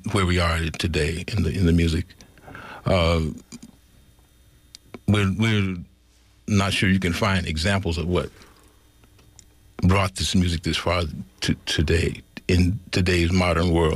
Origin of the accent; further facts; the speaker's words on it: California, United States; I was born and raised here in California